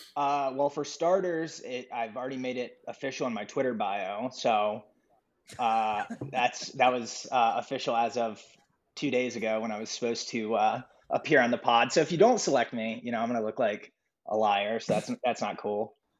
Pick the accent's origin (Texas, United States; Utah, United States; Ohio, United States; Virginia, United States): Ohio, United States; Columbus; moved away as an adult; now in Cincinnati, United States; I'm originally from Columbus, Ohio, uh, and moved.